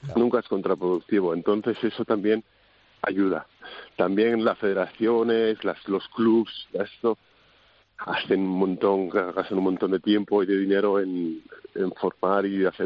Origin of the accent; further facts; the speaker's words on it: Haro, La Rioja, Spain; moved away as an adult; now in Bietigheim, Germany; es una zona que se parece mucho a donde de donde yo soy, de Aro